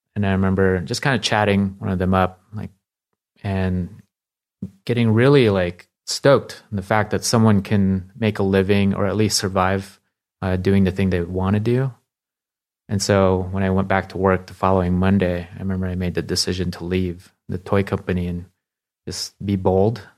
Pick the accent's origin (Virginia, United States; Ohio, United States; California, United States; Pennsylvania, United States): California, United States; Palo Alto; also born or lived in Philippines; I moved here when I was nine.